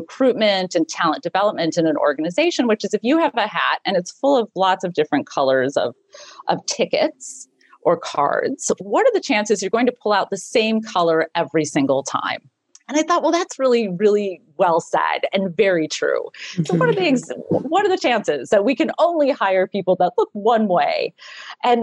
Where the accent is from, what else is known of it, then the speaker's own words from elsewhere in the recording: Minneapolis, Minnesota, United States; I grew up in Minneapolis